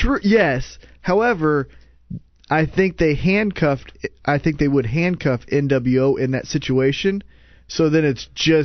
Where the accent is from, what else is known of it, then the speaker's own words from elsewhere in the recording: Canada; I'm Canadian and I'm fucking got a little dick.